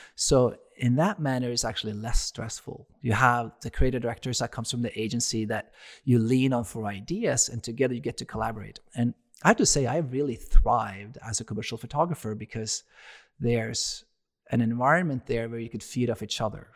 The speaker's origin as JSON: {"language": "English", "country": "Norway", "moved": "as an adult", "lives_now": "United States", "said": "I'm from Norway"}